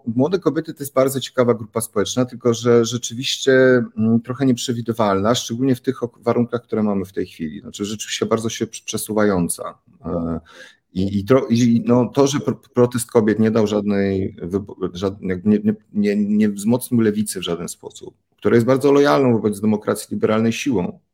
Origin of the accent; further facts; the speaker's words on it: Warsaw, Masovian Voivodeship, Poland; Ja w Jelon, na Jelonkach, warszawskich Jelonkach